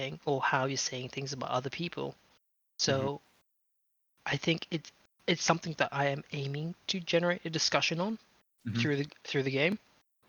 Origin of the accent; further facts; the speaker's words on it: Australia; I'm Australian